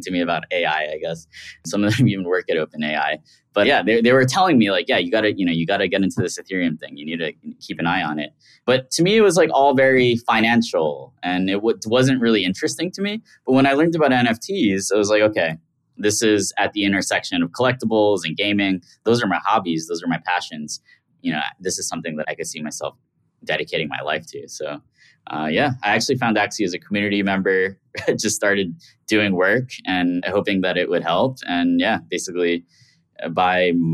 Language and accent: English; New York City, New York, United States; I grew up in Queens, New York.